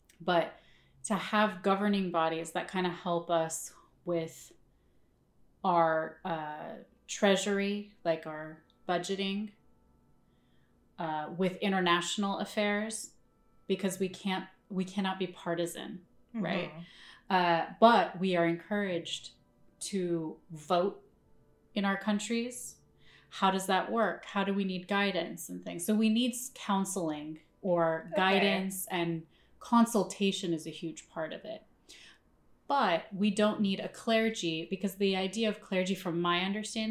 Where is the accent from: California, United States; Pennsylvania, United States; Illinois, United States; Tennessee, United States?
Illinois, United States; Chicago; also born or lived in Northbrook, Illinois; now in New York, United States; we're from Chicago, but we were from different suburbs